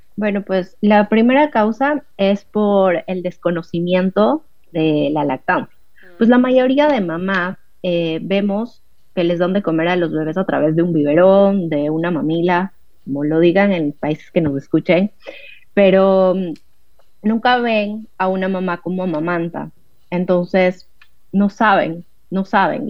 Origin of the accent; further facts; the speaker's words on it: Ecuador; moved away as an adult; now in Buenos Aires, Argentina; soy de Ecuador, pero actualmente vivo en Buenos Aires